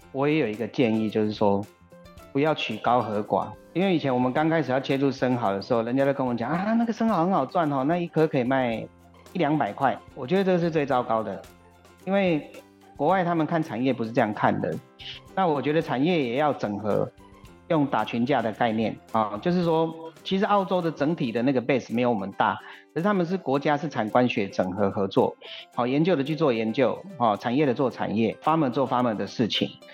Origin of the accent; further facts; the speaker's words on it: Yilan County, Taiwan; 我们宜兰这边也常有啊